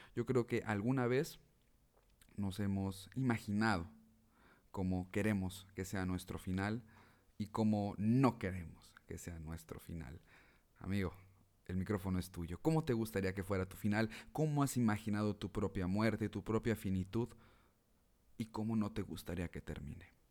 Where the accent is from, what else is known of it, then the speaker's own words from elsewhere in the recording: Mexico; como mexicanos